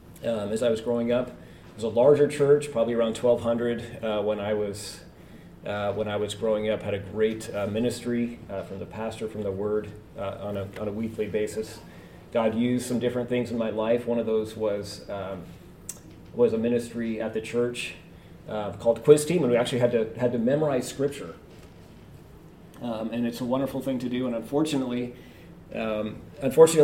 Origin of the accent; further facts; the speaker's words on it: Edmonds, Washington, United States; also born or lived in Canada / France; I am originally from Canada, and my family moved here to the great state of Washington when I was 5, just north of Seattle, a little town called Edmonds